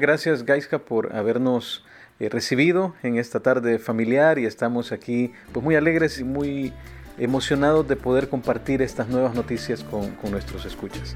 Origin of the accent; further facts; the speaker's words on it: El Salvador; Yo soy de eh, del Salvador